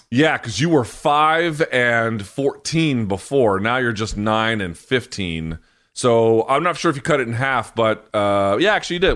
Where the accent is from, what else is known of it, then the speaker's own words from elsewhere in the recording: Washington, District of Columbia, United States; right here in Washington, D C